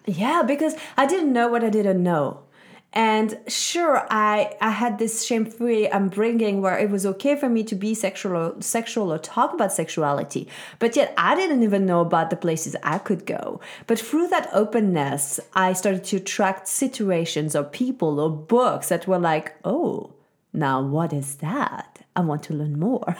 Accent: Switzerland; I was very lucky, uh, growing up in Switzerland.

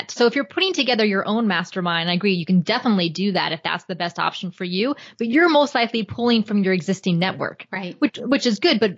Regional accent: Florida, United States; so I was born and raised in Florida. I lived in Atlanta, Georgia for four years when I was going to graduate school at Emory. But other than that, I've lived in Florida my entire life and I love Florida.

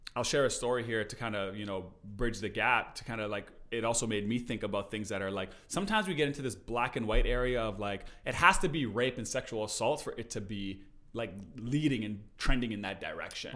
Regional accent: Canada; we're from Canada

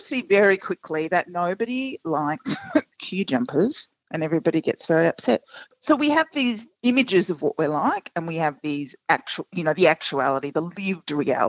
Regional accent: Australia; So we have these kinds of, we imagine what being Australian is, and then we are actually something else.

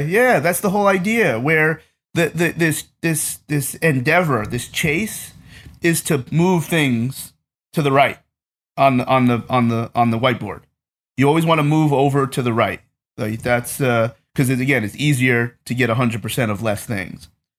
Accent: East Coast, United States; I grew up on the East Coast, and when you grow up on the East Coast.

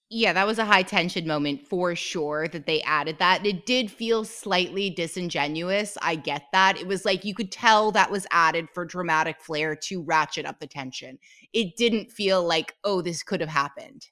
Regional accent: Canada; I'm Canadian, and I just said it pronouncing the T

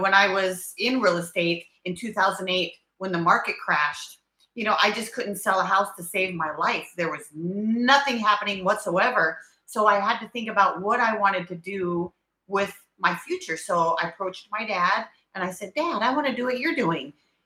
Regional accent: Billings, Montana, United States; I grew up in Billings, Montana. So I'm a Montana girl

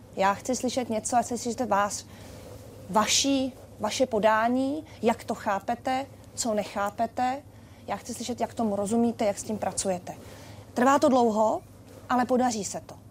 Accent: Czechia; nás jako Čechy

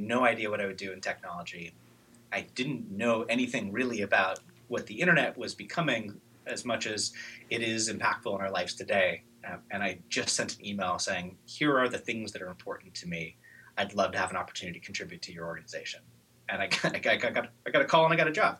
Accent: Eugene, Oregon, United States; I grew up in Eugene, Oregon, kind of with hippie parents

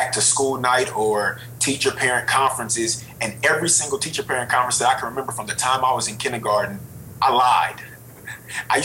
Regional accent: Richmond, California, United States; I'm from Richmond, California. My mother was 17. My father was 19 when they had me

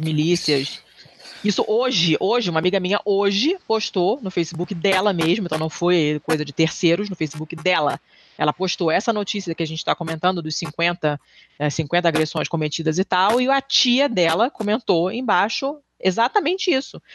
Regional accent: Rio de Janeiro, Brazil; eu sou do Rio e, e, cresci na Lagoa

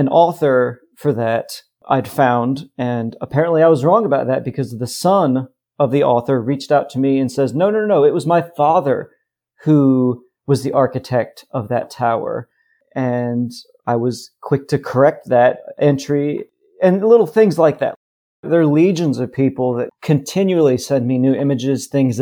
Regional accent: United States; I was an American with absolutely no connection to the region

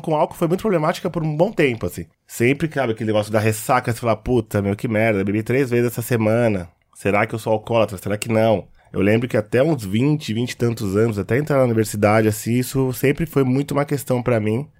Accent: Osasco, São Paulo, Brazil; Eu cresci na quebrada em Osasco

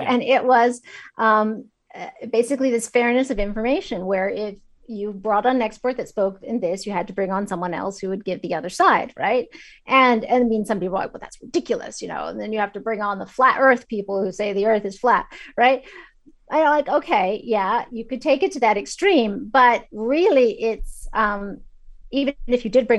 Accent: China; also born or lived in Kazakhstan; I grew up in China. I lived in Kazakhstan after the end of the Soviet Union.

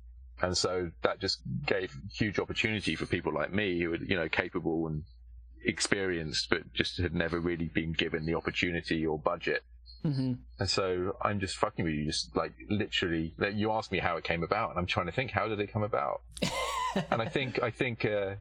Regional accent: United Kingdom; moved away as an adult; now in Los Angeles, United States; I'm British

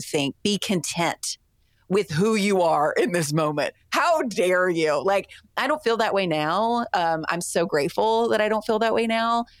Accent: the South, United States; I grew up in the Christian church in the South.

